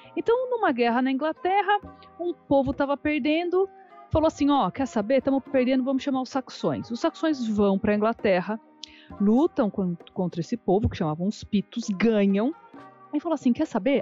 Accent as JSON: {"language": "Portuguese", "country": "Brazil", "tie": "born or raised there", "also_born_or_lived": "Australia", "moved": "yes", "lives_now": "Germany", "said": "Porque eu cresci no Brasil. Então eu falo que a minha alma é brasileira"}